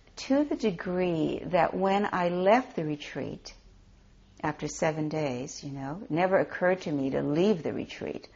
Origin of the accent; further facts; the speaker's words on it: Hawaii, United States; a small temple in the village that we grew up in in Hawaii